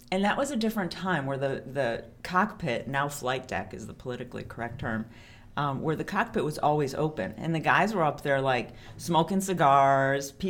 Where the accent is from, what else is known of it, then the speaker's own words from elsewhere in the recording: Chicago, Illinois, United States; I grew up here in Chicago, big fat Greek family